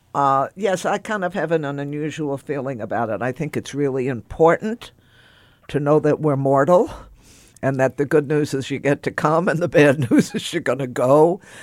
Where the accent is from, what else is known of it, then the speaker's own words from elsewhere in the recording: Texas, United States; growing up in Texas in the fifties